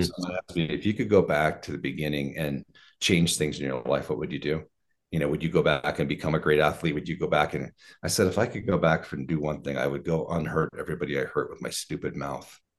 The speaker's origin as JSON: {"language": "English", "region": "Oregon", "country": "United States", "tie": "born or raised there", "moved": "yes", "lives_now": "Colorado, United States", "said": "I was raised in Oregon"}